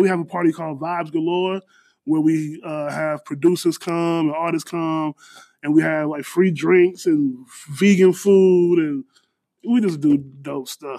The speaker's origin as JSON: {"language": "English", "town": "Danville", "region": "Illinois", "country": "United States", "tie": "born or raised there", "also_born_or_lived": "Chicago, Illinois", "moved": "as an adult", "lives_now": "Houston, United States", "said": "born born and raised in Danville, moved to Chicago"}